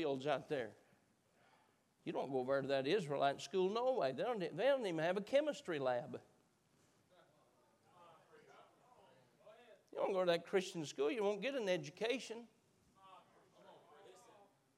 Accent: United States; I am an American

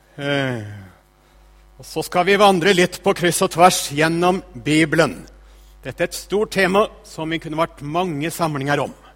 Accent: Østfold, Norway; moved away as an adult; also born or lived in Northern Norway; now in Tromsø, Norway; Jeg holder altså til i Tromsø, men jeg vokste opp i Østfold.

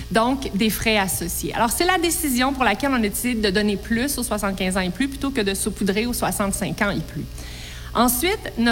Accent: Quebec, Canada; Je suis une fière québécoise

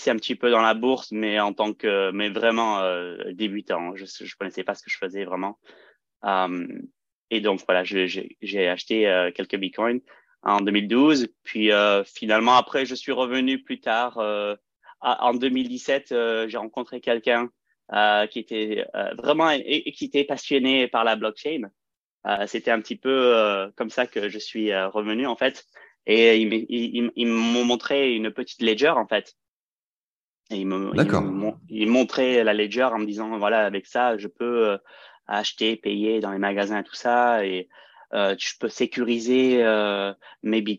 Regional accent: France; also born or lived in California, United States; euh, je suis euh, français-américain, donc j'ai un petit accent des fois.

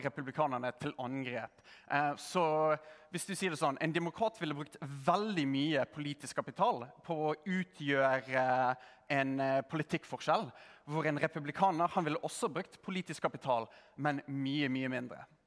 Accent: Norway; also born or lived in United States; som en nordmann

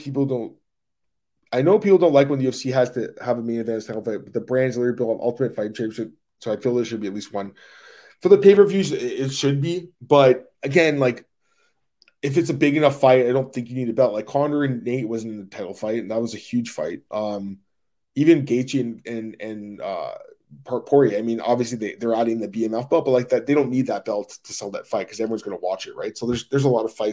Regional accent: Canada; I'm obviously Canadian

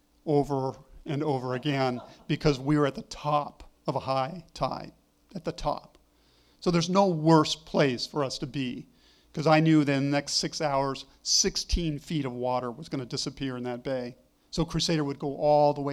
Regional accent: Malibu, California, United States; moved away; also born or lived in Oregon; I grew up in California on the California coast near Malibu

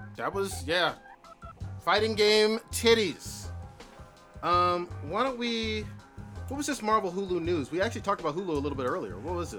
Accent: Hayward, California, United States; I grew up here in Hayward

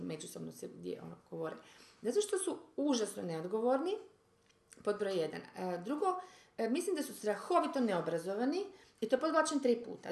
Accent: Croatia; mi smo, ajde, Hrvati

